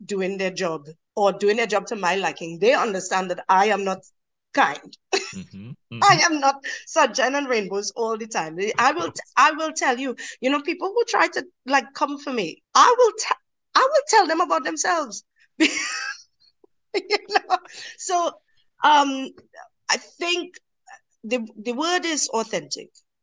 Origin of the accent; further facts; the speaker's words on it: Trinidad & Tobago; moved away; I come from Trinidad and Tobago, and where I come from, people look like me, they look like you, they look like other people, but they all sound like me